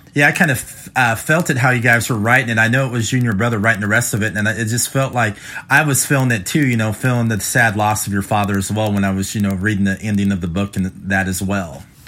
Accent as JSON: {"language": "English", "region": "Midwest", "country": "United States", "tie": "born or raised there", "also_born_or_lived": "West Coast", "said": "I live in the Midwest, but um, you know I grew up out in the West Coast as well. Most of my life in the Midwest"}